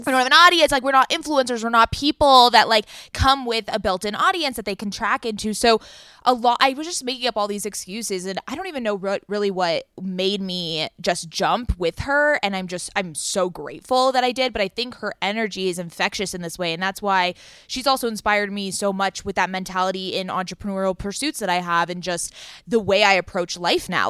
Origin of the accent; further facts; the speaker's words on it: Southern California, United States; we are from Southern California. We live in L A and San Diego